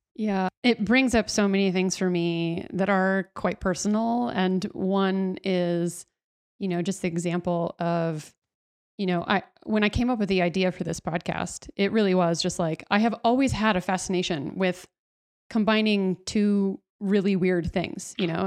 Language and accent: English; Dallas, Texas, United States; in Texas, I grew up in Dallas